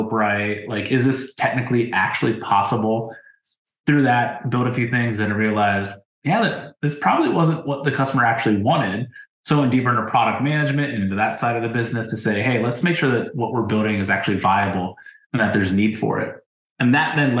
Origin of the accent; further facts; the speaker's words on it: Ohio, United States; I grew up in Ohio too